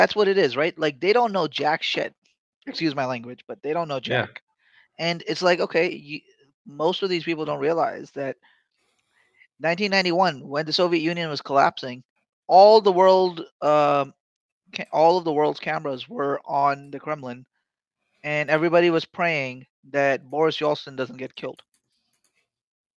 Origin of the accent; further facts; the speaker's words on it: Pakistan; as a Pakistani